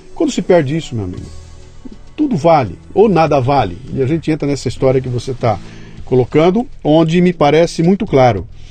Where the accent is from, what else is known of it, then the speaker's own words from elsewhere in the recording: Bauru, São Paulo, Brazil; eu cresci em Bauru, interior de São Paulo